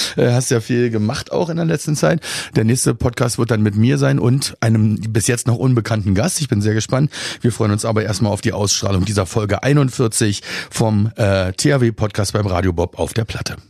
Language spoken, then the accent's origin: German; Berlin, Germany; now in Kiel, Germany; ich bin ja auch kein geborener Kieler. Ich komme ja aus Berlin eigentlich